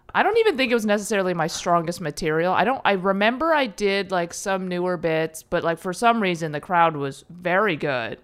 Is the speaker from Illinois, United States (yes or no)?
yes; Chicago, Illinois, United States; also born or lived in Berkeley; now in Los Angeles, United States; I was born in Chicago.